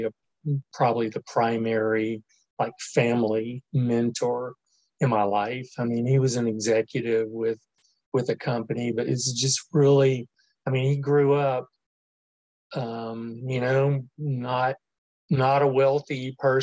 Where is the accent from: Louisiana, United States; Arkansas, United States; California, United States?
Louisiana, United States; New Orleans; moved away; also born or lived in Mobile, Alabama / Marion, Alabama; I was actually born and raised in New Orleans